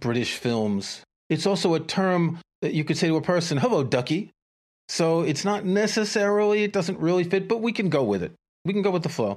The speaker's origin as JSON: {"language": "English", "region": "New York", "country": "United States", "tie": "born or raised there", "said": "I grew up in New York too"}